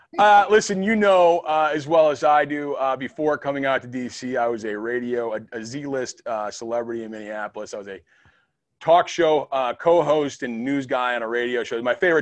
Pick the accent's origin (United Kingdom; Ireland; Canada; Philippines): Ireland; Well, as you know, I am Irish